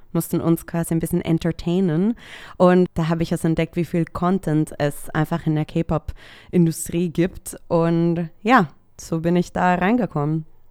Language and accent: German; El Salvador; now in Germany; Ich komme ursprünglich aus El Salvador, aber ich wohne seit zehn Jahren hier in Deutschland